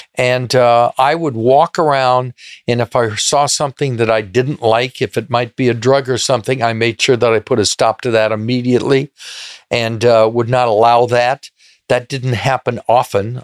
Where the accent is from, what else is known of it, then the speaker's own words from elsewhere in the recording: Beverly Hills, California, United States; Born in, in Beverly Hills